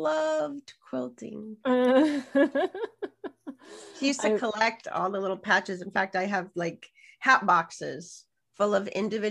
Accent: Madison, Wisconsin, United States; I'm from Madison, Wisconsin. We lived right near a Frank Lloyd Wright house.

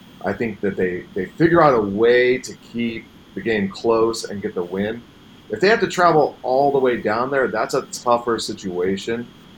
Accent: Colorado, United States; moved away; growing up in Colorado

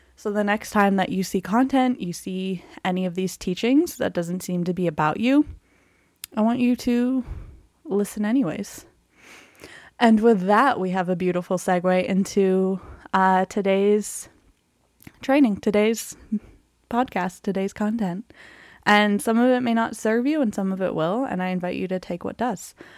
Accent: Canada; I'm Canadian

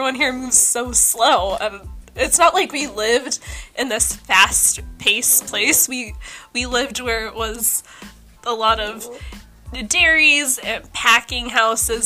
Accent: Hanford, California, United States; moved away as an adult; also born or lived in Fresno; now in Redwood City, United States; I grew up in Hamford, which was a whole other place

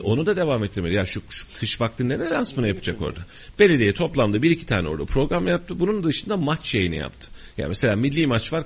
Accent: Kayseri, Kayseri Province, Turkey

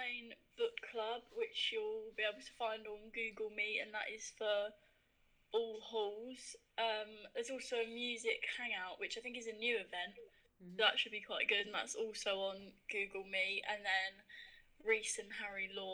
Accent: Hertfordshire, East of England, United Kingdom; I'm from Hertfordshire, and I do law

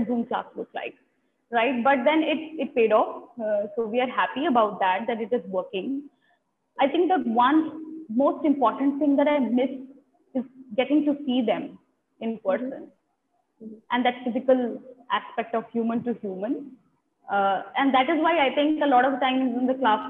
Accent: Delhi, India; I have lived in Delhi for all my life

